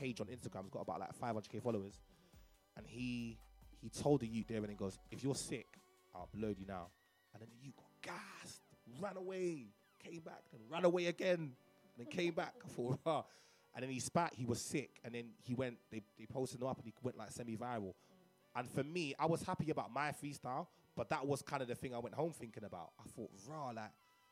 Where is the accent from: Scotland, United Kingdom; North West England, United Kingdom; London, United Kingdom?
London, United Kingdom; I grew up in Cricklewood. I grew up in Northwest London